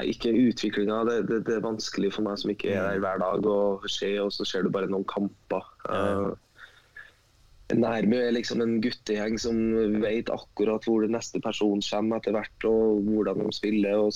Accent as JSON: {"language": "Norwegian", "region": "Trøndelag", "country": "Norway", "said": "ja, jeg, som trønder?"}